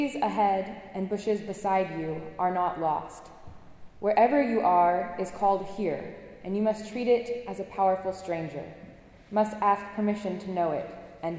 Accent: Appalachian Mountains in North Carolina, United States; moved away as an adult; now in Cambridge, United States; I'm from the Appalachian Mountains in North Carolina, and I grew up spending most of my days in the forests that surround my house

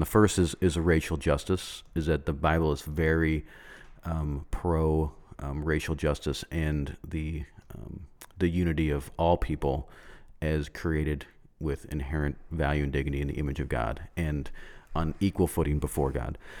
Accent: United States; we as Americans

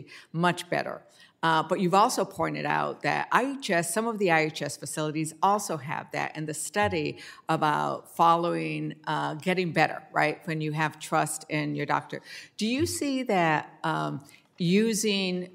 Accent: New Mexico, United States; I'm from New Mexico

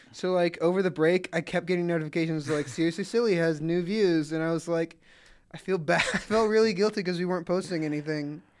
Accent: Atlanta, Georgia, United States; I'm from Atlanta

